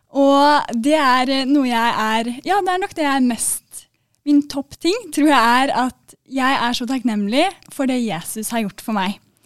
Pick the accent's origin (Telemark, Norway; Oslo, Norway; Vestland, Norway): Oslo, Norway; jeg er fra Oslo, da, så mm, dere forstår i hvert fall hva jeg sier